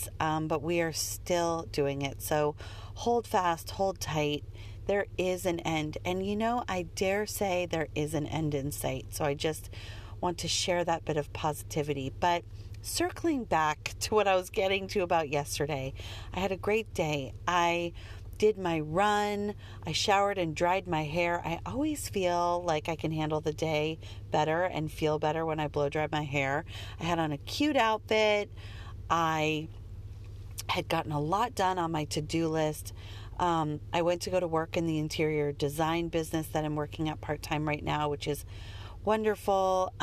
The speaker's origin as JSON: {"language": "English", "town": "Denver", "region": "Colorado", "country": "United States", "tie": "born or raised there", "said": "I grew up in Denver"}